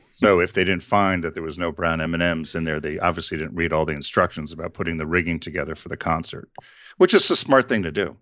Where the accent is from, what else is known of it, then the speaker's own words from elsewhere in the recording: Connecticut, United States; John and I grew up in Connecticut